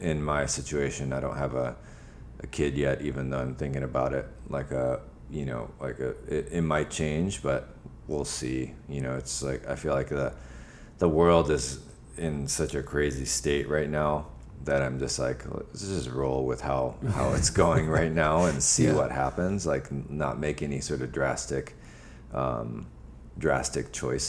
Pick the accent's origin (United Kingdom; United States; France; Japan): Japan; born there; I mean, I was born in Japan. My mother is Japanese and my father is from Burma.